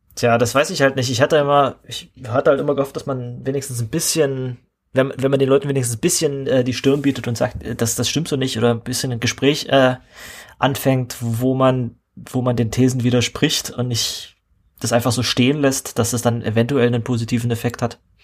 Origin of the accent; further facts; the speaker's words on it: Saxony-Anhalt, Germany; in meinem Heimatland hier, in, mitten in Sachsen-Anhalt